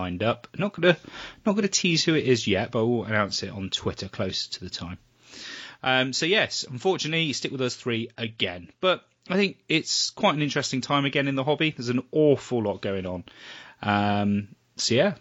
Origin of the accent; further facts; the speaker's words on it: England, United Kingdom; we're English